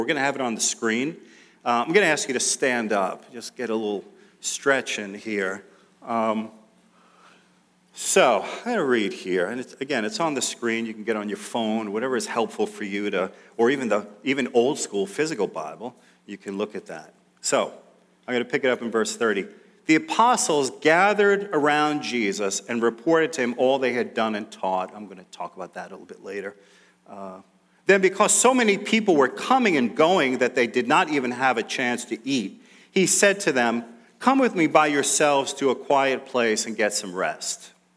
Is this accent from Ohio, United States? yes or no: no; New York City, New York, United States; growing up in New York City, we lived in Queens for most of that time.